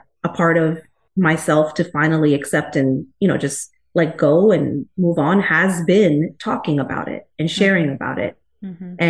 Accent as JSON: {"language": "English", "country": "India", "said": "Yeah, so I'm from India. I'm Indian. I've lived here. My family, we've all been here since the 70s and 80s."}